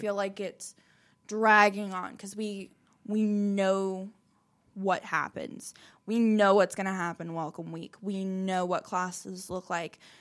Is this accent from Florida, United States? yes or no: yes; Orlando, Florida, United States; moved away as an adult; now in Chattanooga, United States; I was born in Orlando, Florida, but I moved to Chattanooga, Tennessee about six years ago